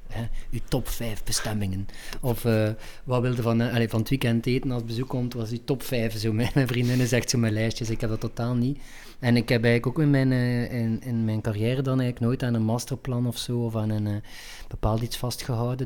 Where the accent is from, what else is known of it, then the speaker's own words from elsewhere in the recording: Ghent, Flanders, Belgium; ik ben Gentenaar, Vlaming en Belg en Europeaan